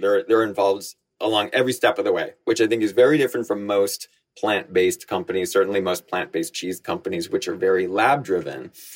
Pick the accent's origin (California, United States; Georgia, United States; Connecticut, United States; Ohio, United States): Connecticut, United States; also born or lived in Bangkok, Thailand / New York; I was born in Bangkok. My mom is Thai, my dad was American, and I grew up going to school in Connecticut. So I came here to the States in time for school.